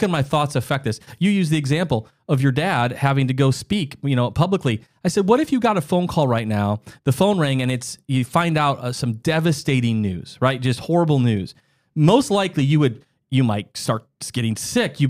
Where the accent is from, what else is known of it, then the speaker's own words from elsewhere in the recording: South Dakota, United States; I grew up in the Midwest of the United States, South Dakota